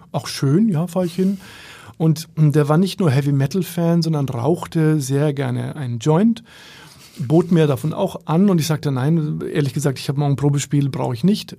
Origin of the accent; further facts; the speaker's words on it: Bamberg, Bavaria, Germany; moved away as an adult; now in Berlin, Germany; in Bamberg, in meiner Heimat